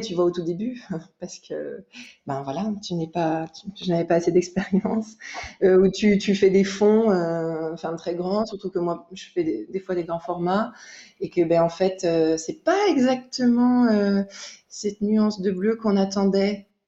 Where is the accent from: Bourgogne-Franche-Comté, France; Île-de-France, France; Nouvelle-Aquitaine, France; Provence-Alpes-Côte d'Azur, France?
Bourgogne-Franche-Comté, France; Jura; j'ai grandi dans le Jura, dans un village